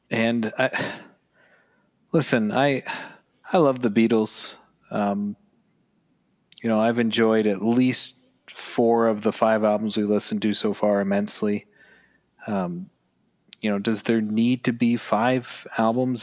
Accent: Canada; we're from Canada

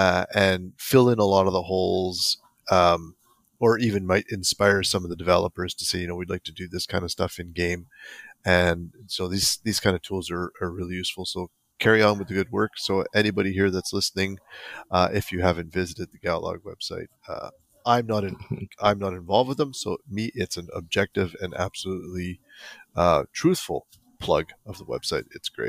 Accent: New Jersey, United States; I'm the Russian from New Jersey.

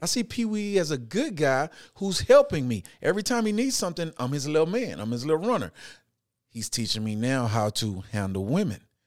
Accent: Houston, Texas, United States; I'm growing up in Houston, Texas. I'm grew up in Fifth Ward.

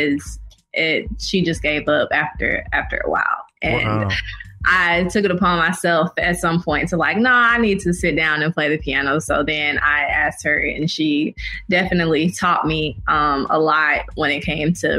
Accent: Atlanta, Georgia, United States; I grew up on the South Side. And then later on, we moved to the Camp Creek area near the airport. So I went to high school at Westlake

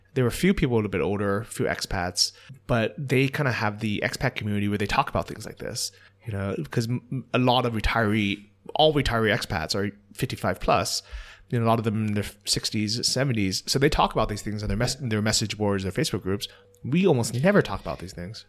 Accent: United States; moved away; as an American

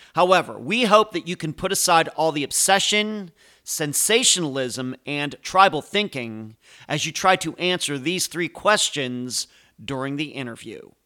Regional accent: Pittsburgh, Pennsylvania, United States; accent: Pittsburgh; moved away; I'm originally from the Pittsburgh area, and I had a, it still kinda comes out. I have a Pittsburgh accent once in a while

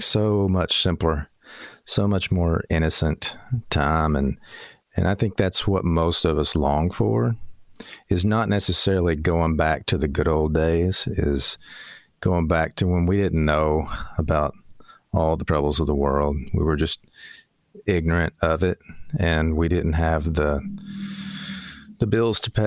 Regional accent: Loretto, Tennessee, United States; now in Florence, United States; I was born here in the Shoals and lived here till grade school and then moved up to Loretta.

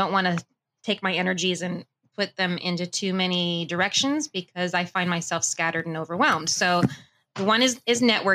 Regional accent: Burbank, California, United States; also born or lived in Las Vegas / Idaho; I was born and raised in Burbank

